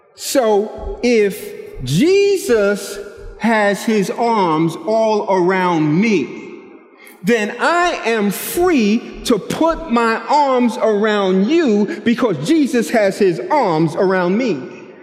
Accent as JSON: {"language": "English", "town": "New York City", "region": "New York", "country": "United States", "said": "I'm from Brooklyn"}